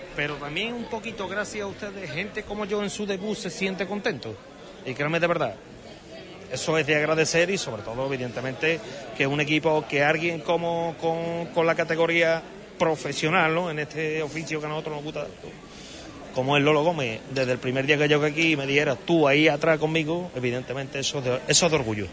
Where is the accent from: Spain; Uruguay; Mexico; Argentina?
Spain; Huelva, Andalusia; yo soy de Huelva, yo no soy de Sevilla